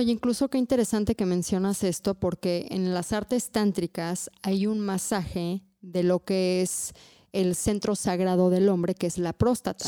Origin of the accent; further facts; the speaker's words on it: Mexico; como buena también católica mexicana que crecí en este país, también tenía muchos tabús.